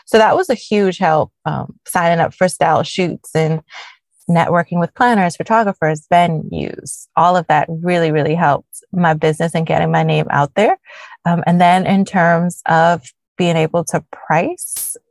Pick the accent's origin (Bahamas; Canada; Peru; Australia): Bahamas; Nassau, New Providence; moved away as an adult; also born or lived in Chapel Hill, North Carolina, United States; now in United States; I was actually born and raised in Nassau, Bahamas, the land of sun, sand, and sea.